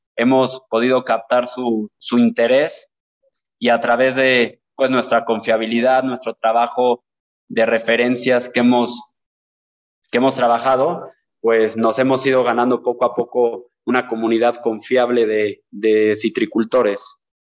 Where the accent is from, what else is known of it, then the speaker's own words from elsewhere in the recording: Teziutlán, Puebla, Mexico; soy originario de Teciutlán, que es una ciudad ubicada al noroeste del estado de Puebla